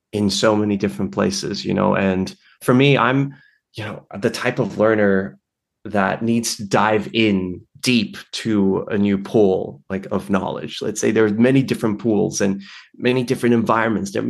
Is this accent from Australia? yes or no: yes; Australia; also born or lived in Taipei, Taiwan; Oh yeah, I well, so I was born in Taipei, as you mentioned, and I we moved to Australia, my parents and I, when I was like maybe five months, six months old